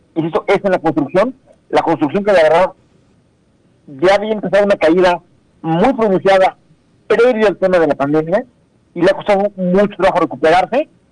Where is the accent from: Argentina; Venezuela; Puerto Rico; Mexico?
Mexico